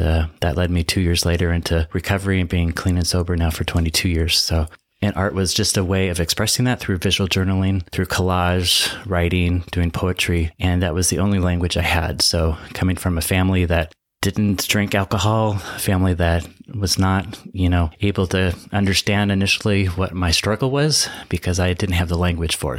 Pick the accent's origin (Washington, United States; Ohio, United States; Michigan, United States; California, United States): Washington, United States; Seattle; now in Palm Springs, United States; I'm from Seattle, kind of grew up in Wittenville in the suburbs